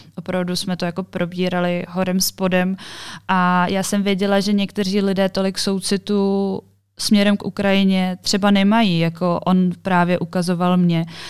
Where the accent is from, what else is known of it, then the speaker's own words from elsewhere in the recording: Czechia; jsem z Česka